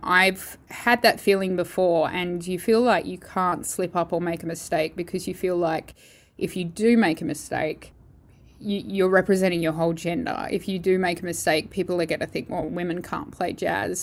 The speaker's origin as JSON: {"language": "English", "town": "Perth", "region": "Western Australia", "country": "Australia", "also_born_or_lived": "Holland", "moved": "as an adult", "said": "I'm originally from Perth, so it's lovely to be near all my family again"}